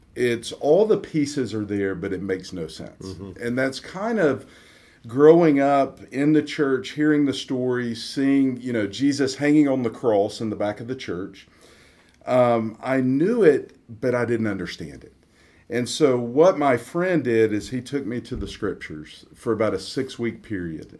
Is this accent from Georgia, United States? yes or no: yes; Atlanta, Georgia, United States; grew up in Atlanta, Georgia, in the suburbs of Atlanta, and grew up like most people in the South